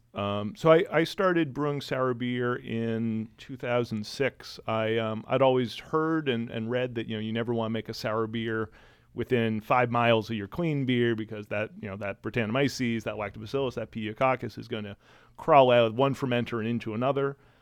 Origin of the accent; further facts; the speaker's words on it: New England, United States; I'm from New England